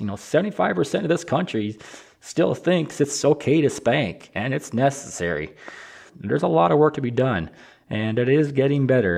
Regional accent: Michigan, United States; I'm from Michigan

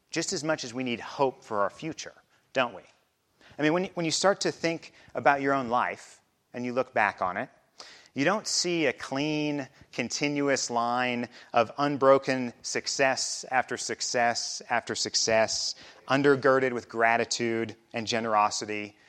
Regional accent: Midwest, United States; moved away as an adult; also born or lived in Chicago area; now in Basalt, United States; I also grew up in the Midwest

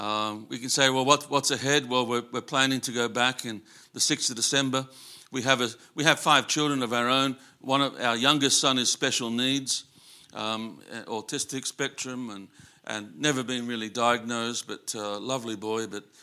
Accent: Sydney, New South Wales, Australia; I'm grassroots. you know, I grew up in Sydney, but I missed a lot of my education because my excuse was my mum was really sick.

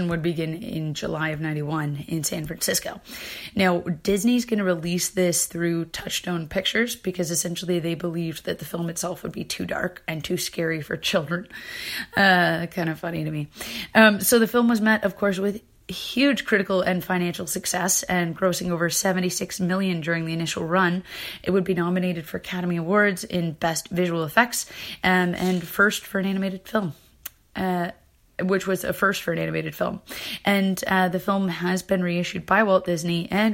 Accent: Canada; I'm from Canada

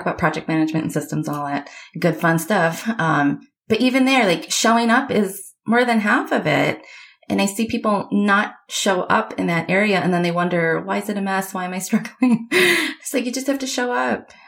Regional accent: Michigan, United States; I grew up in Michigan

